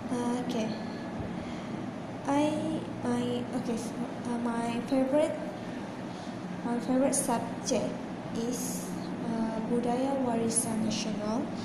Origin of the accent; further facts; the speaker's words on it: Kuching, Sarawak, Malaysia; actually I'm from Kuching, Sarawak. Uh, my country is very popular with different types of race and religions.